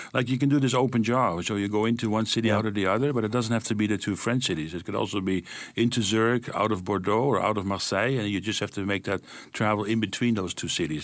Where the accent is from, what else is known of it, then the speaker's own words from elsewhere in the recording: Amsterdam, North Holland, Netherlands; moved away; I was born and raised in that city